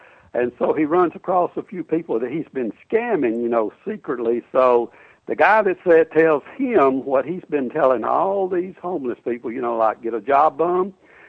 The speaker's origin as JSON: {"language": "English", "region": "Alabama", "country": "United States", "moved": "yes", "lives_now": "Orlando, United States", "said": "Actually, I'm from Alabama."}